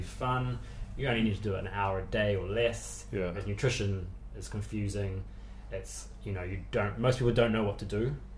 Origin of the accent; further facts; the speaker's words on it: New Zealand; moved away as an adult; also born or lived in London; now in United Kingdom; originally, I'm from New Zealand, which is obviously the farthest place in the world from here. Um, and I grew up like a traditional Kiwi